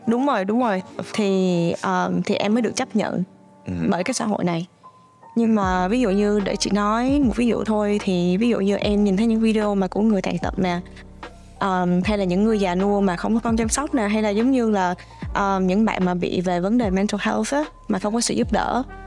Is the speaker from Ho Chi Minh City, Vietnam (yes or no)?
yes; Ho Chi Minh City, Vietnam; now in New Brunswick, Canada; ra ở Sài Gòn thì à, chị sang đây vào năm 2011